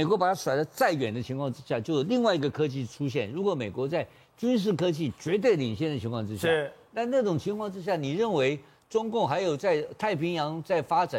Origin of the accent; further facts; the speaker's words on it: Taiwan; 你每天要杀我台湾人，我三个台湾人怎么做得下去嘛？